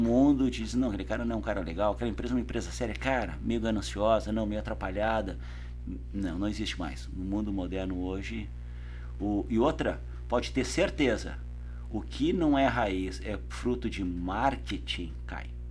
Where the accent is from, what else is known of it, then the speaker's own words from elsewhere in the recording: South Region, Brazil; moved away as an adult; also born or lived in São Paulo; eu saí do Sul, eu ia assumir a área de qualidade da GM